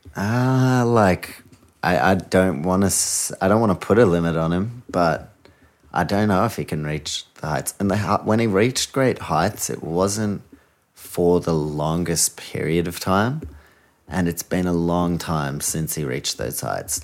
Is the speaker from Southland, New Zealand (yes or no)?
no; Auckland, New Zealand; I'm from Auckland